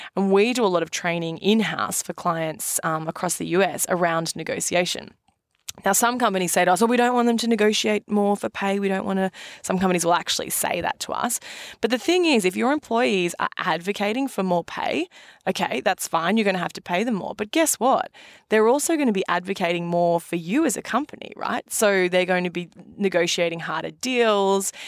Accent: Australia; now in New York, United States; being an Aussie

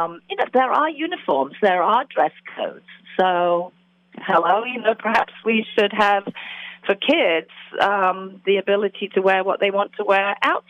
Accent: England, United Kingdom; now in United States; I grew up in England

